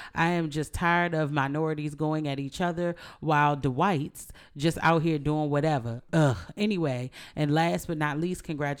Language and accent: English; Kansas, United States; I grew up in Kansas, and my ass is not claiming to be corn.